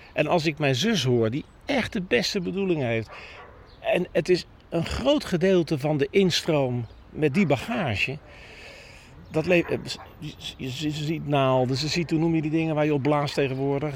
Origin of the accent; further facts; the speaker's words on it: The Hague, South Holland, Netherlands; ik ben een jongen van Den Haag Zuidwest